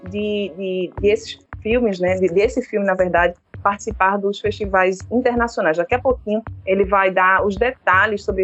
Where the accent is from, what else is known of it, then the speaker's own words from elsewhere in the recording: Recife, Pernambuco, Brazil; Eu, como mulher de, de periferia, sou de Casa Amarela, né, já morei em Água Fria